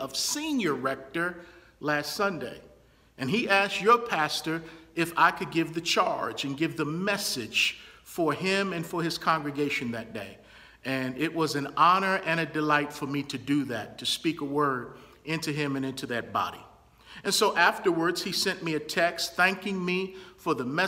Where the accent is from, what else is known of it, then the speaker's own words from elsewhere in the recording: Baltimore, Maryland, United States; my hometown of Baltimore, Maryland